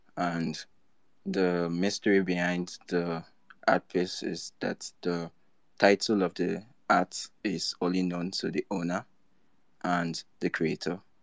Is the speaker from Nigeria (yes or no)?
yes; Nigeria; I'm from Nigeria